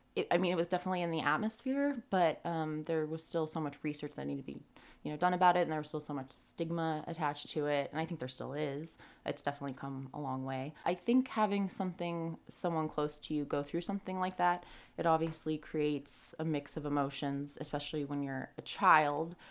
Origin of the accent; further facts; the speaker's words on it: Tahoe City, California, United States; I grew up like right in Tahoe City behind the golf course